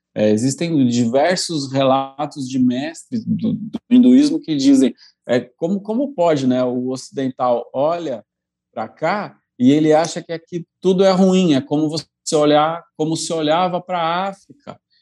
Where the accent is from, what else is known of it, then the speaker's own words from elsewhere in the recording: Brazil; se eu não houvesse nascido no Brasil